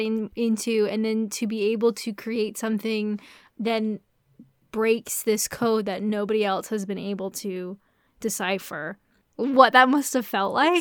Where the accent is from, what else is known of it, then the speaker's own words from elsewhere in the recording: Canada; I'm Canadian.